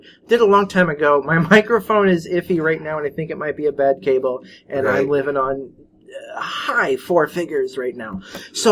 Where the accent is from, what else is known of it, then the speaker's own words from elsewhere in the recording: United States; I am an American person. My country